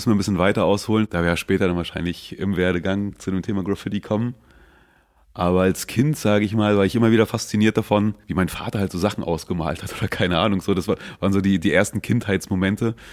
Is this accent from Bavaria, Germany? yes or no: no; Schwerin, Mecklenburg-Vorpommern, Germany; now in Berlin, Germany; Nein, ich bin gebürtiges Küstenkind, komme aus Mecklenburg, Nähe der Ostseeküste. Heimatstadt ist Schwerin und da fing das ganze Übel an auch in dieser Stadt.